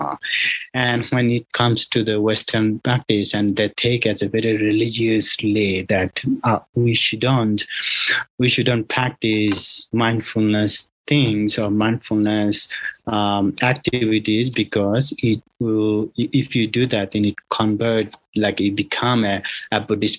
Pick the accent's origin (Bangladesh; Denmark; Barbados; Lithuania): Bangladesh; also born or lived in Thailand; now in United States; I was born in Bangladesh and also I was practicing in Thailand